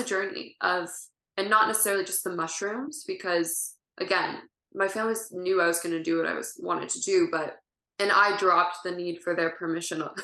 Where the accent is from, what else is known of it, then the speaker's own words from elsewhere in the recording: family in Ohio, Midwest, United States; now in California, United States; I grew up in the Midwest